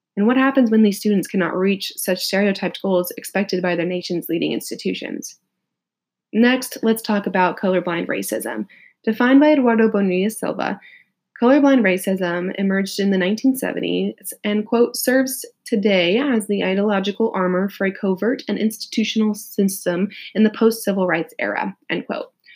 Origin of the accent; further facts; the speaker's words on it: Riverside, California, United States; also born or lived in Los Angeles, United States; I'm a California native, quick shout out to the IE, as I was born and raised in Riverside